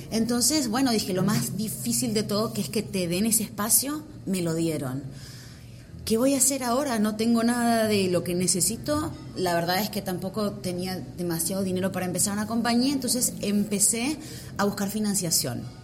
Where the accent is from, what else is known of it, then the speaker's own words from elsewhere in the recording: Argentina; moved away as an adult; now in United States; yo ya me vine de Argentina, lo más difícil, ya me hice la green card, todo